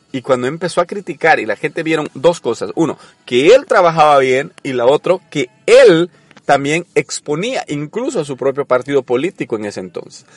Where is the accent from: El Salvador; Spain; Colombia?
El Salvador; yo soy salvadoreño